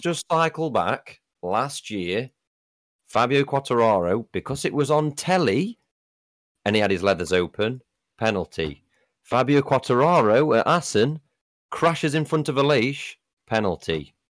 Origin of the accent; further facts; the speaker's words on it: United Kingdom; being a Brit